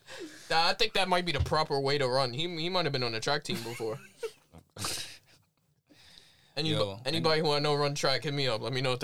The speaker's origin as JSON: {"language": "English", "town": "New York City", "region": "New York", "country": "United States", "said": "I'm from Brooklyn, baby."}